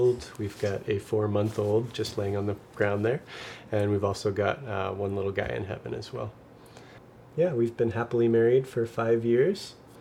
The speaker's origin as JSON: {"language": "English", "region": "Nova Scotia", "country": "Canada", "said": "I'm from Nova Scotia"}